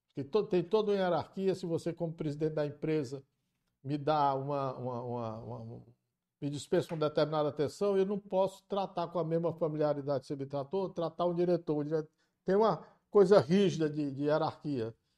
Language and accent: Portuguese; Camocim, Ceará, Brazil; moved away; eu sou filho de Camucim